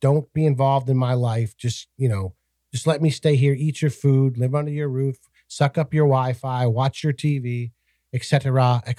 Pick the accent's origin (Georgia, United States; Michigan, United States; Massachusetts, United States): Massachusetts, United States; moved away; the state that I grew up in Massachusetts